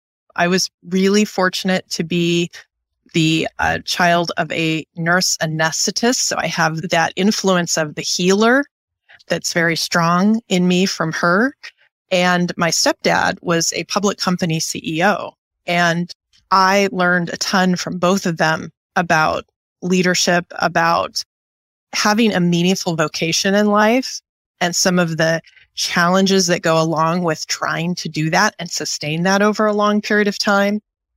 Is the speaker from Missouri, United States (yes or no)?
no; Wichita, Kansas, United States; born there; also born or lived in Wisconsin; But I am by birth about as U.S., Middle Western, heartbeat of America as you can be. I was born in Wichita, Kansas